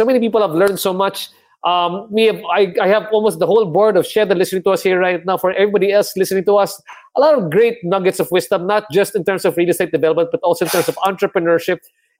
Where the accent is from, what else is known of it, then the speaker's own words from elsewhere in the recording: Cabanatuan, Central Luzon, Philippines; Because we're both from Cabanatuan, Marin, di ba?